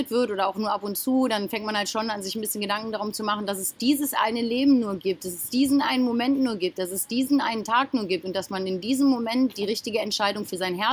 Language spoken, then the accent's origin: German; Germany; now in Mallorca, Spain; Genau, ich komme aus Deutschland.